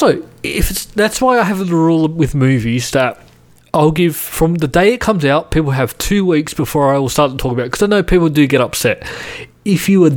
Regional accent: Australia; I'm Australian.

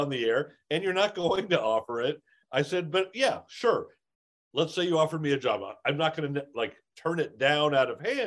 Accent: Los Angeles, California, United States; growing up in Encino

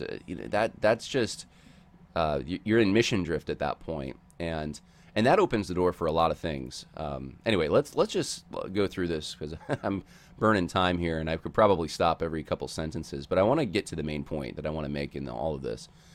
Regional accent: Oklahoma, United States; my home state of Oklahoma

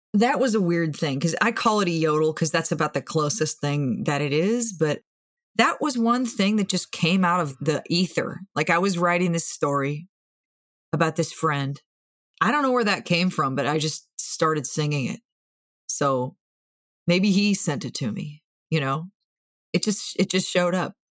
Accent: Moorhead, Minnesota, United States; I grew up in Moorhead, which is just across the Red River from Fargo

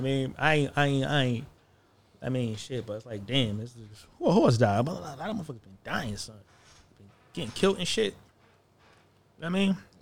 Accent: United States; I'm American

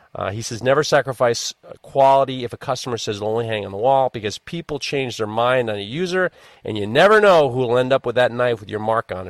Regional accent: New York, United States; I'm from New York

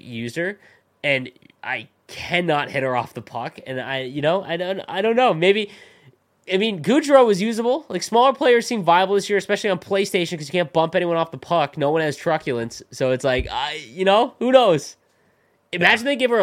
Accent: Canada; As a Canadian

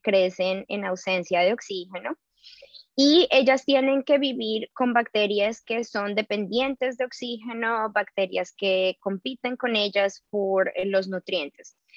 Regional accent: Colombia; now in New York, United States; yo soy colombiana

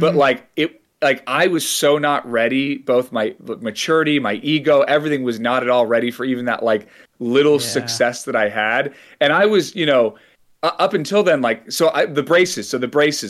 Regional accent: San Francisco Bay Area, California, United States; I grew up in the San Francisco Bay Area

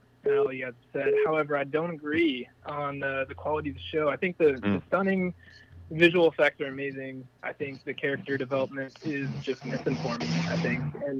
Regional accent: Colorado, United States; now in Kentucky, United States; Colorado, so I'm trying to.

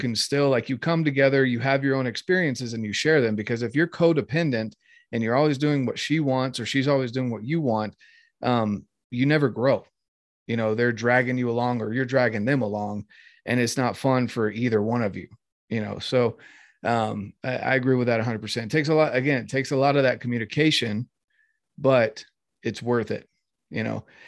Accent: North Carolina, United States; growing up in North Carolina

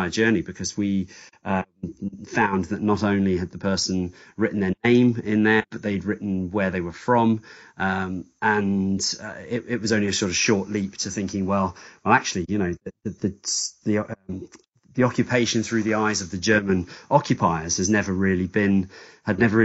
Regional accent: Guernsey; now in United Kingdom; I grew up in Guernsey. Sort of born and raised. I live in the UK now, but most of my family is still over there.

